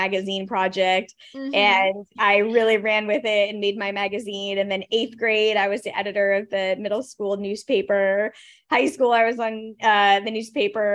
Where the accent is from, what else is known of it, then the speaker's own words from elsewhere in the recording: Orange County, California, United States; I grew up in Orange County